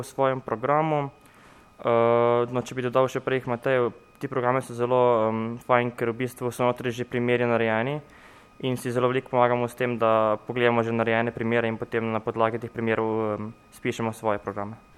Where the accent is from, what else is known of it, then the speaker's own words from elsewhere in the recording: Novo Mesto, Southeast Slovenia, Slovenia; Mi smo vsi skupaj iz Novega mesta, iz Tejnjačke gimnazije